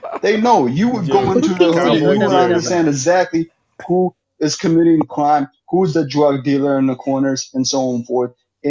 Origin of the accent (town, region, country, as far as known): Minneapolis, Minnesota, United States